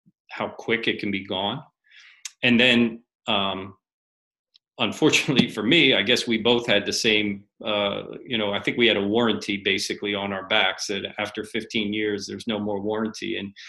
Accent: Harrisburg, Pennsylvania, United States; Harrisburg, PA.

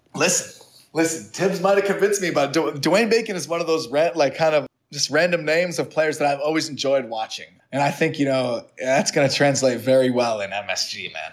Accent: New Hampshire, United States; went to a prep school where I grew up in New Hampshire

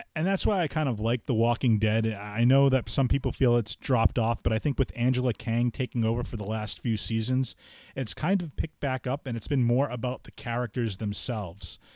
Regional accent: Fall River, Massachusetts, United States; I'm from, you know, Fall River

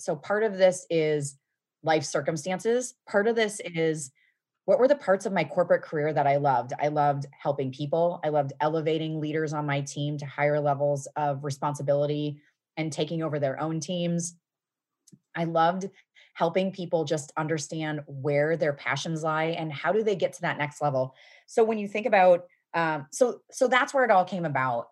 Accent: Midwest, United States; moved away as an adult; also born or lived in Seattle / Cincinnati, Ohio; I was from the Midwest. I was living in Seattle

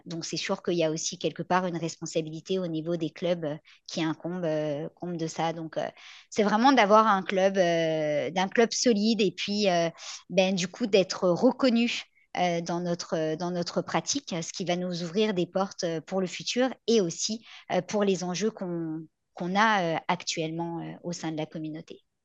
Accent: France; now in Quebec, Canada; je viens de France

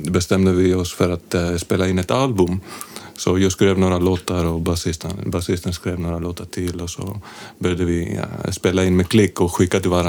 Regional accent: Athens, Attica, Greece; Swedish is a second language; moved away as an adult; also born or lived in London; now in Sweden; Jag är från Aten i Grekland

